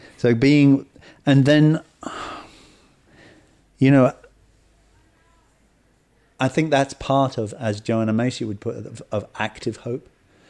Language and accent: English; South East England, United Kingdom; You know, the village I was brought up in Kent, we hardly knew our neighbors.